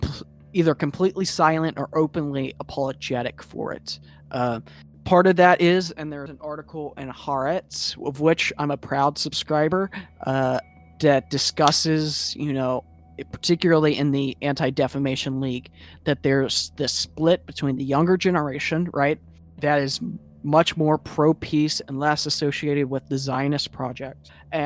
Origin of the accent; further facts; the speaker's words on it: Oklahoma, United States; growing up in Oklahoma